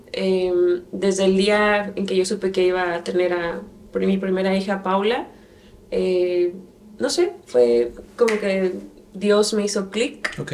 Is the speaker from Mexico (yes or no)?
yes; Santiago de Querétaro, Querétaro, Mexico; moved away as an adult; also born or lived in Mexico City; now in Phoenix, United States; yo nací en la Ciudad de México, 24 de septiembre de 1986, pero eh, por situaciones laborales de mi papá nos fuimos a vivir a Querétaro, Santiago de Querétaro, Querétaro, la capital del estado de Querétaro, eh, cuando tenía seis años. Entonces, crecí en Querétaro